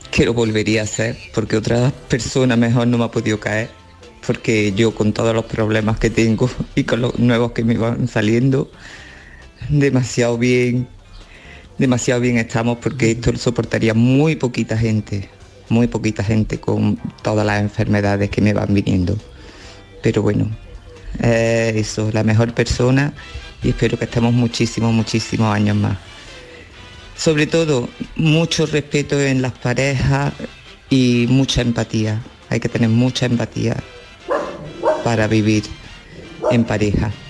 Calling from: Córdoba, Andalusia, Spain; de Córdoba.

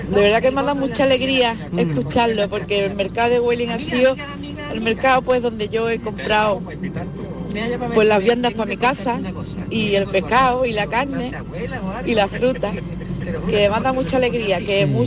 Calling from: Monda, Andalusia, Spain; de Málaga, de Monda precisamente, que aquí voy escuchando

